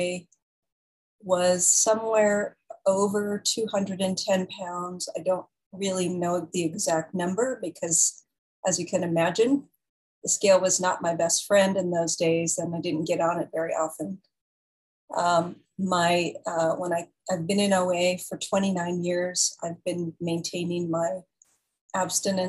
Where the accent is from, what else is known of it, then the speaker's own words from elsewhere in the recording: San Jose, California, United States; also born or lived in San Francisco; that's really where I grew up, in San Jose, and where I eventually went to college and got married